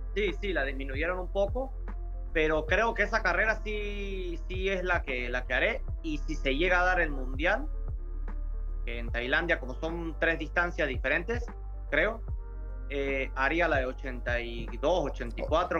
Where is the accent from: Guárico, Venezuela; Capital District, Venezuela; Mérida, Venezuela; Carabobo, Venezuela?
Mérida, Venezuela; now in Spain; yo soy de Mérida, que es una zona andina